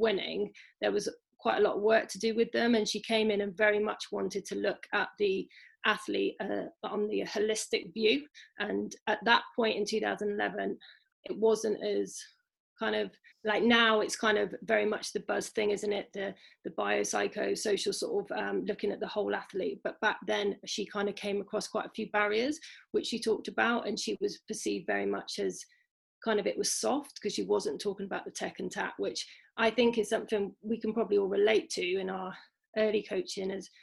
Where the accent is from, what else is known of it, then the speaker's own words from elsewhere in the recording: Shropshire, West Midlands, United Kingdom; I'm from Shropshire